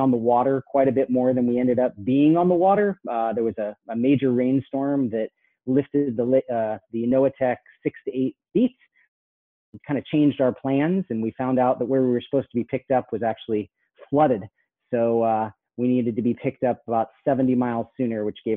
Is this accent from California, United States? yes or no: yes; Los Angeles, California, United States; I grew up in the concrete jungle of Los Angeles till I was 12